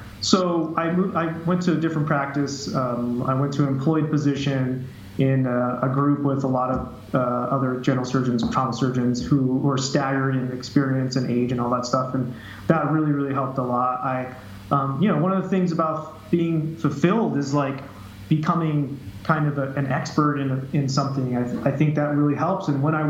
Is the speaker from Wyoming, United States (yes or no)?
yes; Jackson, Wyoming, United States; now in Florida, United States; So I'm from Jackson, Wyoming.